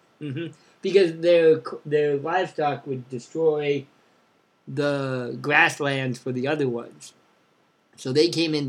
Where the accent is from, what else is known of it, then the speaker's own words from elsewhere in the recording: Bend, Oregon, United States; now in Champaign, Illinois, United States; I grew up in Bend.